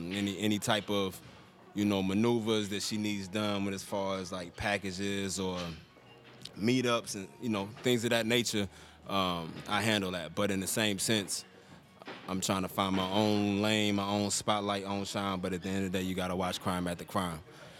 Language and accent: English; Maryland, United States; Facts, you know, we was brought up in the Maryland area